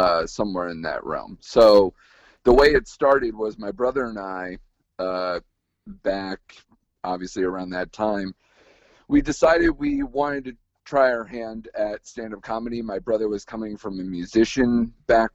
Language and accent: English; West Haven, Connecticut, United States; now in Milford, United States; I was born and raised West Haven, Connecticut.